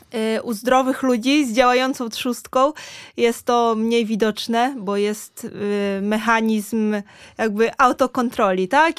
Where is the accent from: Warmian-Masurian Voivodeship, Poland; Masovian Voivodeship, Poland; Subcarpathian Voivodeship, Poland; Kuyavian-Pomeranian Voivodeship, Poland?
Warmian-Masurian Voivodeship, Poland; Ryn; moved away as an adult; also born or lived in Giżycko; now in Warsaw, Poland; jestem z Rynu, no to jest 20 kilometrów